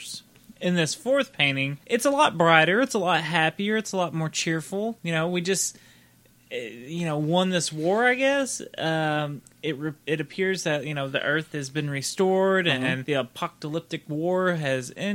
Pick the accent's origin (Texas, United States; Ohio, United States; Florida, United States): Texas, United States; we're from Texas